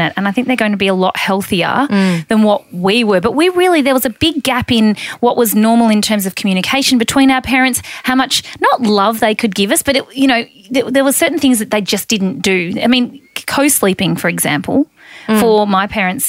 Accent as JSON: {"language": "English", "town": "Mildura", "region": "Victoria", "country": "Australia", "said": "I'm from Mildura"}